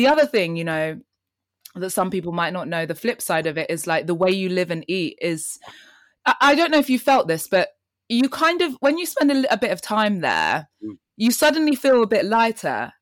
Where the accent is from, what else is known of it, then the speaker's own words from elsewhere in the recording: London, United Kingdom; also born or lived in Kenya; I was born in Kenya and came to London when I was 3 and then spent all of my life here